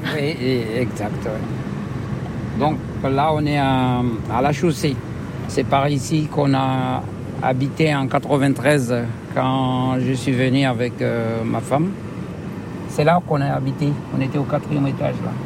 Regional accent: Comoros; now in France; Les Comores, oui. C'est mon pays d'origine. Je suis né là-bas.

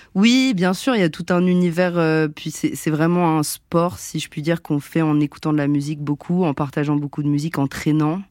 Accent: Montrouge, Île-de-France, France; On a grandi ensemble à Montrouge

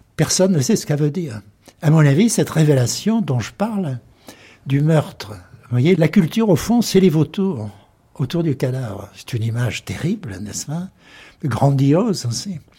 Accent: southern France, France; accent: French, somewhat southern; first language French; moved away as an adult; now in United States; j'ai un accent euh, français, peut-être même méridional un peu

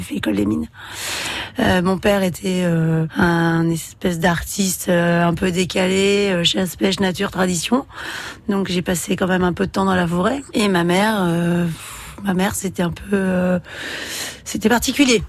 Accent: Valenciennes, Hauts-de-France, France; now in Saint-Sébastien-sur-Loire, France; Je suis une ch'ti, je suis née euh, en 74 à Valenciennes

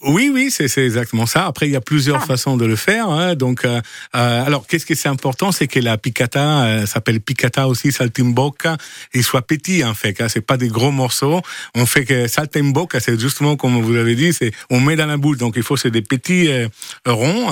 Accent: Friuli-Venezia Giulia, Italy; French is a second language; moved away as an adult; now in Provence, France; je viens de Friuli, hein. c'est à côté Venise, hein, Friuli, Venezia, Giulia.

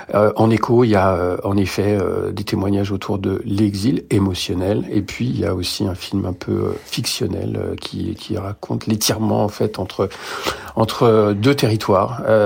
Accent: France; also born or lived in Beirut, Lebanon; je suis né à Beyrouth et voilà, j'ai grandi en France

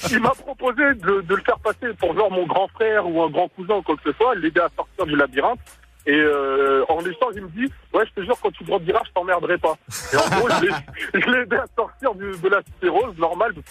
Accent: Sarcelles, Île-de-France, France; also born or lived in Picardie; now in Picardy, France; j'ai pas toujours vécu en Picardie, j'ai grandi à Sarcelles.

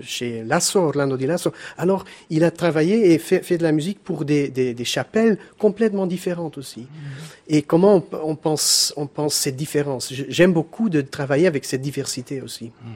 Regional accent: Belgium; je suis le, seul Belge dans, dans, le groupe.

